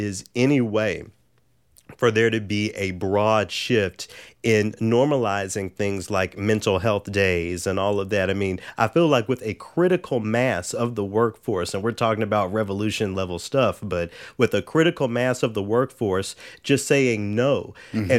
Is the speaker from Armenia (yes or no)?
no; Memphis, Tennessee, United States; I'm from Memphis